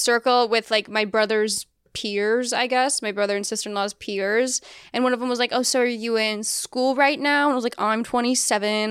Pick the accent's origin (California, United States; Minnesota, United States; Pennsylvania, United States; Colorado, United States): Colorado, United States; moved away as an adult; I grew up in Colorado and, well, mostly fifth through twelfth grade.